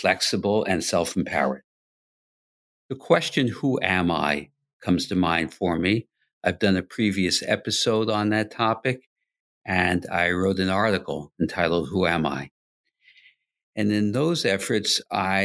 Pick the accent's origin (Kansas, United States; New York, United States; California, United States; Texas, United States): New York, United States; New York City; I grew up primarily in Queens, New York. We moved there when I was 5 years old